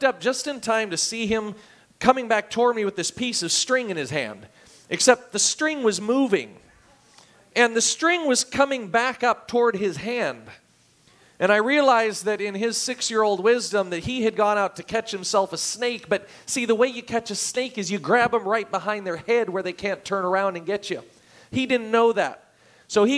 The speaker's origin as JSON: {"language": "English", "region": "Oregon", "country": "United States", "tie": "born or raised there", "moved": "yes", "said": "I grew up in Oregon"}